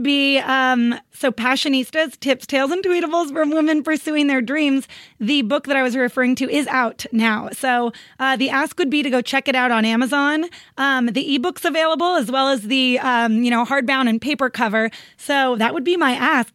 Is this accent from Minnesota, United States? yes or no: no; Northern California, United States; moved away as an adult; also born or lived in San Diego, California; now in Los Angeles, United States; Originally, I'm from Northern California, this tiny town